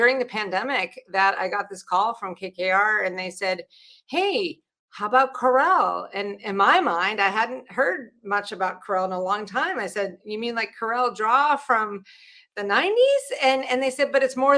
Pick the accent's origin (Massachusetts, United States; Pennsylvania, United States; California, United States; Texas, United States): Pennsylvania, United States; Pittsburgh; moved away; I grew up outside of Pittsburgh, Pennsylvania